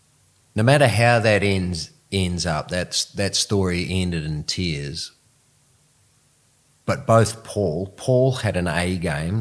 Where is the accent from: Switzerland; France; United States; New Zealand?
New Zealand; also born or lived in South Africa; I was from New Zealand.